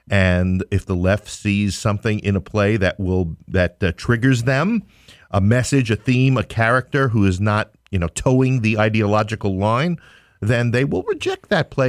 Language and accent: English; New York City, New York, United States; I'm from Queens